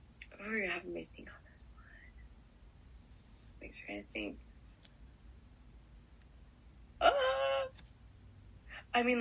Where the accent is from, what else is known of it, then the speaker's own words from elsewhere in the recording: Utah, United States; I grew up in Utah, where the mountains are gorgeous